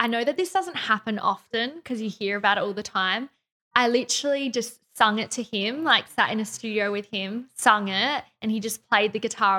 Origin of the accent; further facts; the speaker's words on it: Australia; we're just Australian